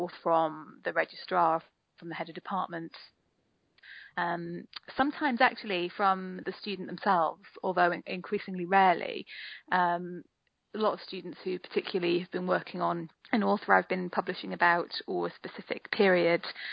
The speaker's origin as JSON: {"language": "English", "town": "Newcastle upon Tyne", "region": "North East England", "country": "United Kingdom", "moved": "yes", "lives_now": "Brighton, United Kingdom", "said": "I'm from Newcastle originally"}